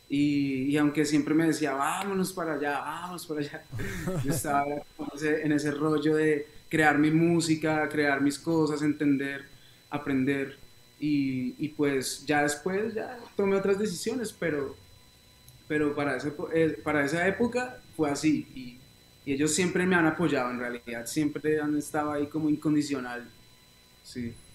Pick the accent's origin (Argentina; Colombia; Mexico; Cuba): Colombia; Neiva, Huila; also born or lived in Bogotá / United States; yo nací en Bogotá, pero a los ocho años me fui a vivir a una ciudad que se llama Neiva, en, en un departamento